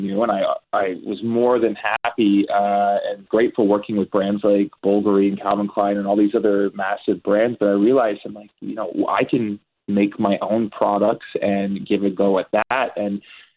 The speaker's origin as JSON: {"language": "English", "town": "Burlington", "region": "Ontario", "country": "Canada", "tie": "born or raised there", "also_born_or_lived": "Los Angeles", "said": "I was born in Burlington, Ontario, and I just grew up here."}